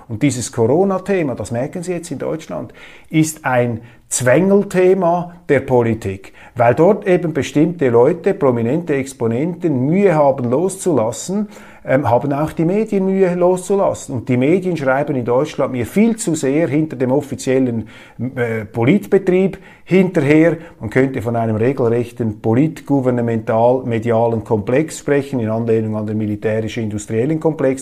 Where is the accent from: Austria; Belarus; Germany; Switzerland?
Switzerland; mein Eindruck als Schweizer